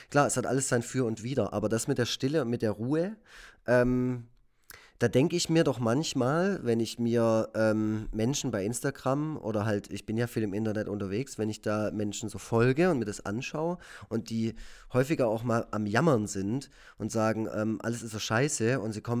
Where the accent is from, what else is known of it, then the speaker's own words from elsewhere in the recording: Effringen, Baden-Württemberg, Germany; ich komme mega aus, ich komm mega aus dem Kaff. So. Wie hieß der ja, Ort? Ja, äh, äh, Effringen. das ist äh, ein äh, eingemeindeter äh, kleiner Ort mit etwa 1200 Einwohnern, der gehört zu der Gemeinde Wildberg.